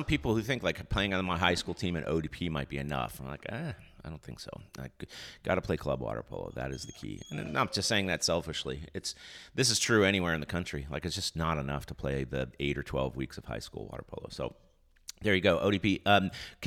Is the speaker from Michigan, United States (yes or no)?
no; Texas, United States; we're from Texas